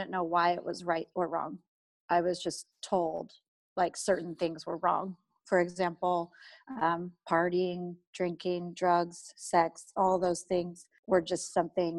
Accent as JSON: {"language": "English", "town": "Eugene", "region": "Oregon", "country": "United States", "tie": "born or raised there", "said": "I was raised in Eugene, Oregon. I've lived here my whole life"}